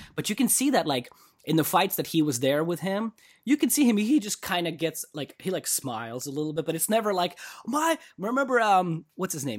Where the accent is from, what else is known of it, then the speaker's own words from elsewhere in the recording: Russia; moved away; when I was growing up in Russia